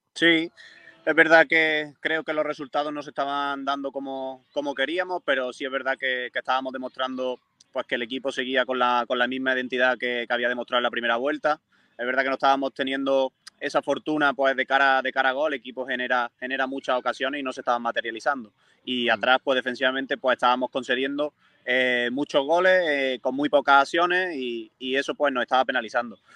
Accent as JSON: {"language": "Spanish", "town": "Moriles", "region": "Andalusia", "country": "Spain", "tie": "born or raised there", "said": "mi, infancia, pues me crié también en el Córdoba"}